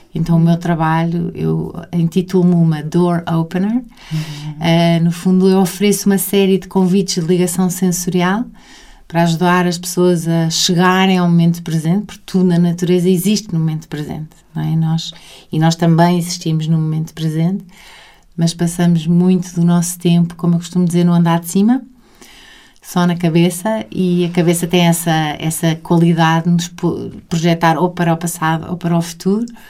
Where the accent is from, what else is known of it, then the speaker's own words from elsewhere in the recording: Sintra, Lisbon, Portugal; eu passei muita, muito da minha infância, passei em Sintra. Hum. Os, os, meus dois avós tinham casa em Sintra, então eu passava grandes temporadas de maio a outubro